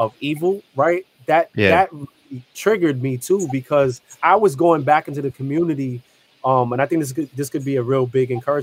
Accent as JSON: {"language": "English", "town": "New York City", "region": "New York", "country": "United States", "tie": "born or raised there", "said": "I grew up in the South Bronx"}